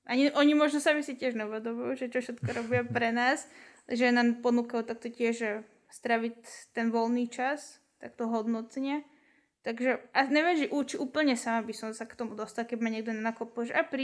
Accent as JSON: {"language": "Slovak", "town": "Kunov", "region": "Trnava Region", "country": "Slovakia", "said": "ja som z Kunove inak"}